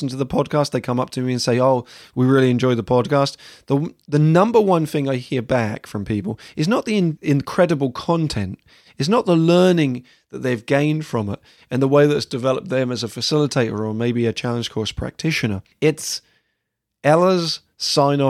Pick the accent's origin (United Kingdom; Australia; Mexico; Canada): United Kingdom; England; moved away as an adult; also born or lived in United States; as an English person coming to the States and working in the States for the first time